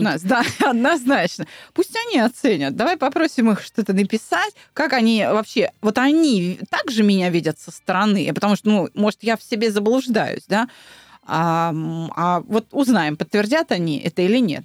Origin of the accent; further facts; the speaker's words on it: Moscow, Russia; я москвичка